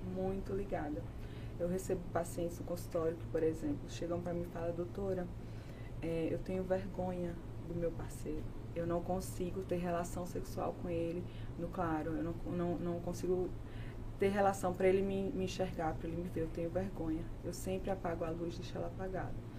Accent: Tabira, Pernambuco, Brazil; moved away as an adult; also born or lived in Recife; now in São Paulo, Brazil; eu sou pernambucana, eu moro aqui em São Paulo há cinco anos já

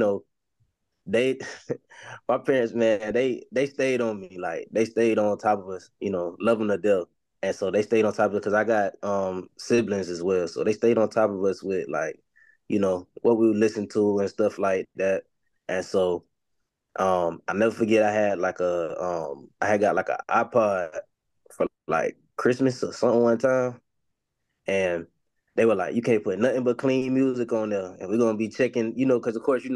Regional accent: Jacksonville, Florida, United States; I'm from Jacksonville, Florida. I mainly grew up on like the north side of Jacksonville

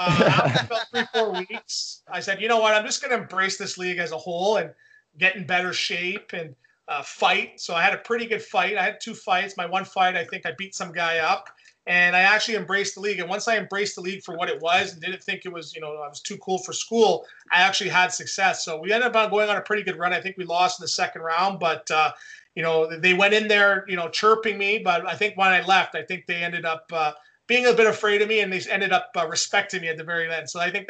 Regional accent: Quebec, Canada; born there; Yeah, I was born in Quebec.

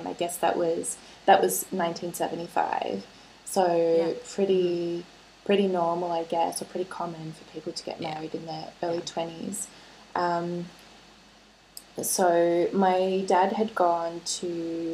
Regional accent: Melbourne, Victoria, Australia; I grew up in Melbourne with her

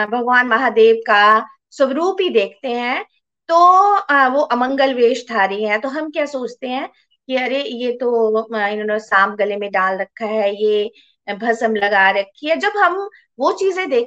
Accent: Chamba, Himachal Pradesh, India; born there; मैं चंबा में पैदा हुई और मैं भी शिव जी को बहुत मानती हूँ

